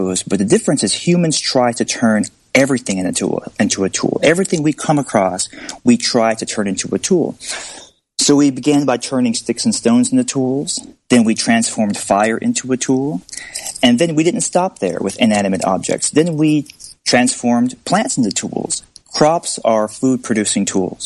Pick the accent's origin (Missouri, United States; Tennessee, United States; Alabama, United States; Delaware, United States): Alabama, United States; I grew up in Alabama